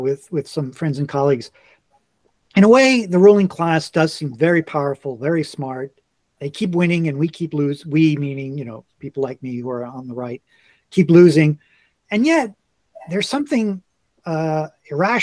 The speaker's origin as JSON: {"language": "English", "region": "New York", "country": "United States", "tie": "born or raised there", "also_born_or_lived": "Washington, District of Columbia, United States", "moved": "yes", "said": "I grew up in New York. I lived for a long time in Washington, DC"}